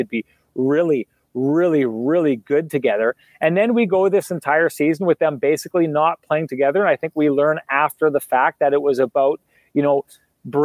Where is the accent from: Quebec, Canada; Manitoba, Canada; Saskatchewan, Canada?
Manitoba, Canada; Winnipeg; I was from Winnipeg